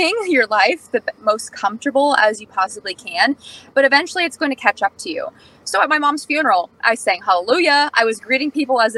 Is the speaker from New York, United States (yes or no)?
no; Indiana, United States; I'm from Pittsburgh, Indiana